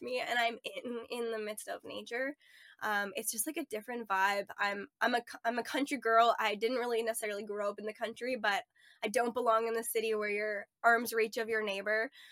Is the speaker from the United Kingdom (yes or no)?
no; Ontario, Canada; moved away as an adult; also born or lived in Nova Scotia / Edmonton; I grew up in Ontario for most of my life, um, lived in Nova Scotia for part of my life